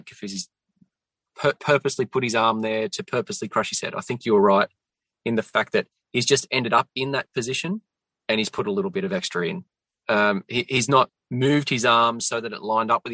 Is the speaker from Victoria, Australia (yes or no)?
no; Central Coast, New South Wales, Australia; Yeah, so I grew up on the Central Coast